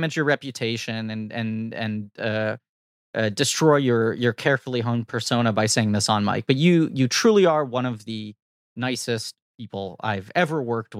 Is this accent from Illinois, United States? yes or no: no; New York City, New York, United States; I'm a New Yorker